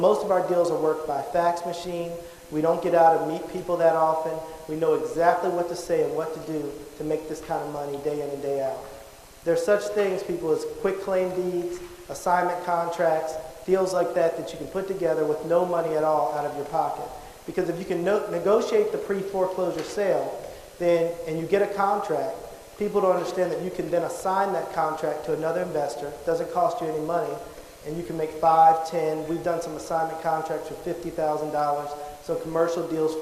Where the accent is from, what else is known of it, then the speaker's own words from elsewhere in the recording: Charlotte, North Carolina, United States; I'm originally from Charlotte, North Carolina.